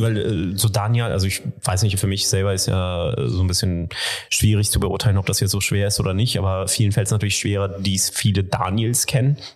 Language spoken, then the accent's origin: German; Göttingen, Lower Saxony, Germany; moved away as an adult; also born or lived in India / Asia / Zurich / Dortmund; now in Wuppertal, Germany; ich bin ähm, selber aufgewachsen in Göttingen